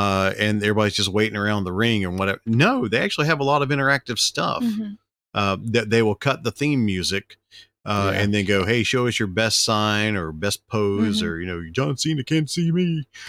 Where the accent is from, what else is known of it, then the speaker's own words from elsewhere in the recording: Geneva, Alabama, United States; But we had to go to my hometown of Geneva, Alabama for over the weekend.